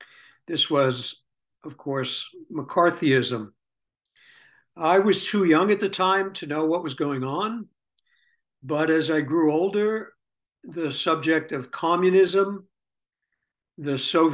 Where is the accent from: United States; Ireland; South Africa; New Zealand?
United States; New York City, New York; I was born in 1949 in the Bronx borough of New York City … themselves New York-born Jews.